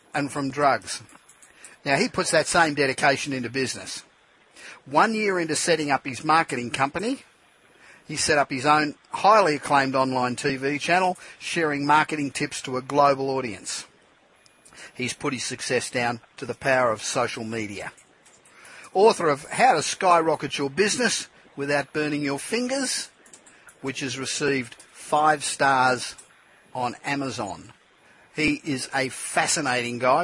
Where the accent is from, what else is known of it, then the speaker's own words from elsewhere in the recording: Australia; now in Los Angeles, United States; back in my home country of Australia